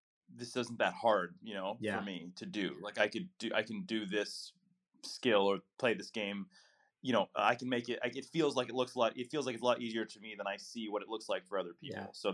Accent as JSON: {"language": "English", "region": "Midwest", "country": "United States", "tie": "born or raised there", "said": "as a kid growing up in the Midwest, I saw myself as just an American athlete"}